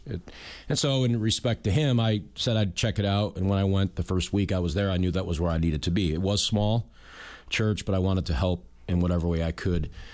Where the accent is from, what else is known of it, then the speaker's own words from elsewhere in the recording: Western New York, United States; moved away as an adult; also born or lived in Norfolk, Virginia; now in Newport, United States; growing up in Western New York